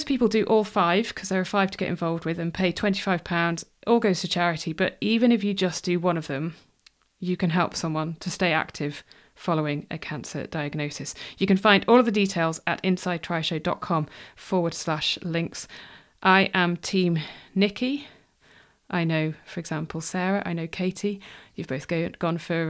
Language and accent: English; near Wrexham, Wales, United Kingdom; also born or lived in Cardiff; I grew up in Wales. I lived in Wales until I was 18.